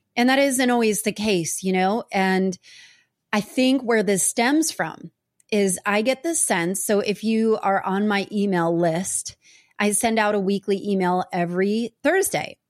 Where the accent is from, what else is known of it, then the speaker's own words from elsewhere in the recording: New Jersey, United States; I grew up in New Jersey